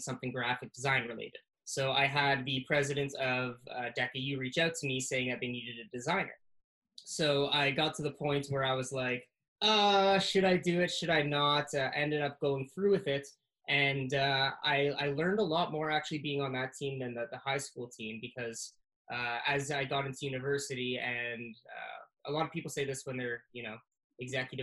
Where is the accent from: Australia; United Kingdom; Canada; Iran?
Canada; I was the first Canadian to do so